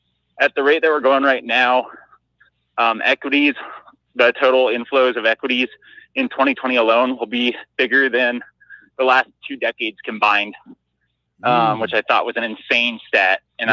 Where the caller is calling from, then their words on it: Denver, Colorado, United States; from Denver, Colorado.